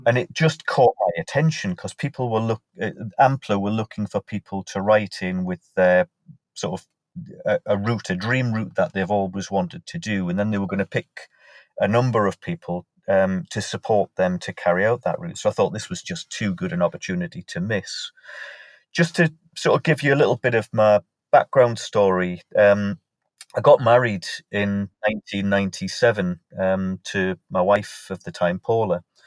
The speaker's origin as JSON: {"language": "English", "town": "Morpeth", "region": "North East England", "country": "United Kingdom", "tie": "born or raised there", "said": "my hometown of Morpeth in Northumberland"}